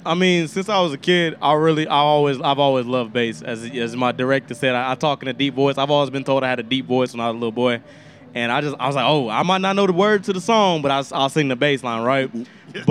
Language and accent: English; Austin, Texas, United States; also born or lived in South Carolina / Hutto, Texas; I'm originally an East Coast boy. I'm from South Carolina, but I've been living in Austin, Texas, Hutto, Texas, really, but Austin, Texas for most of my life, you know, since I was about 3 years old.